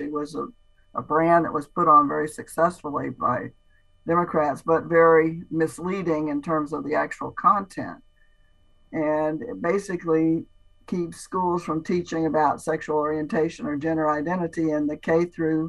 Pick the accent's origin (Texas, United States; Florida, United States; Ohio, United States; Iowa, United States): Florida, United States; Strawberry area; I'm from Strawberry area, but I love key limes because my family was in citrus